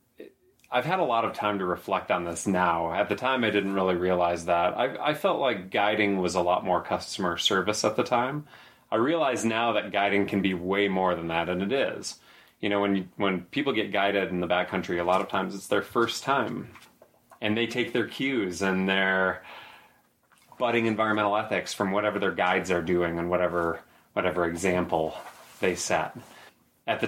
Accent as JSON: {"language": "English", "region": "Michigan", "country": "United States", "tie": "born or raised there", "also_born_or_lived": "Colorado", "moved": "as an adult", "said": "I grew up in Michigan, surrounded by water and rivers"}